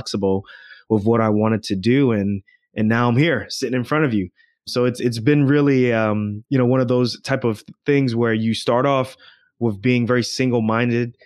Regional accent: Irvington, New Jersey, United States; also born or lived in Queens, New York; born in New York, raised in New Jersey

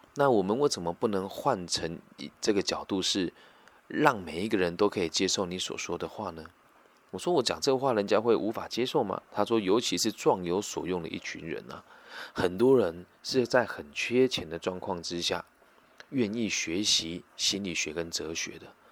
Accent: Taiwan; 我是来自台湾的

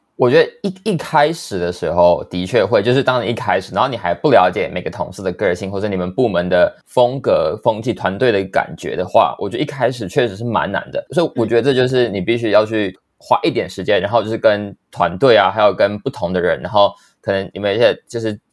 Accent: Taichung, Taiwan; moved away; also born or lived in New York; 我是来自台中的

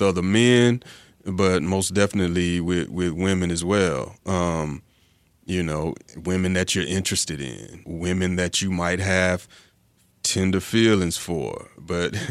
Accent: Atlanta, Georgia, United States; I was growing up in Atlanta, and dance was very much a part of our hip-hop culture down here.

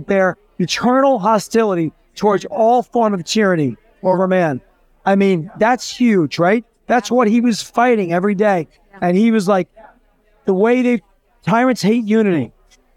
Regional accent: New Jersey, United States; moved away; from Jersey originally.

